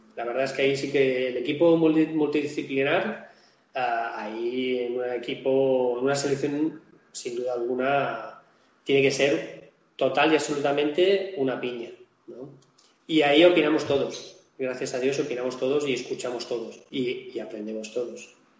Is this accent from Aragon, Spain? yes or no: no; Majorca, Balearic Islands, Spain; yo soy mallorquín